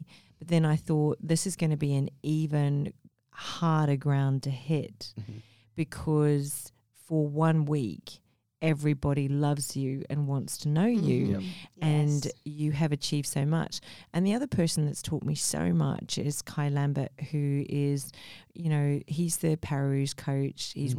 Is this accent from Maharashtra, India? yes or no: yes; Mumbai, Maharashtra, India; born there; I mean, I was born in Mumbai, India.